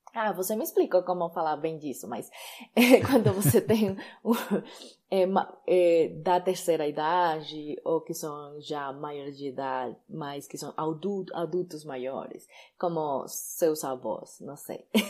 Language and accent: Portuguese; Colombia; accent: Spanish; Portuguese is a second language; also born or lived in Chía, Colombia; Eu sou colombiana e eu moro sim na Colômbia.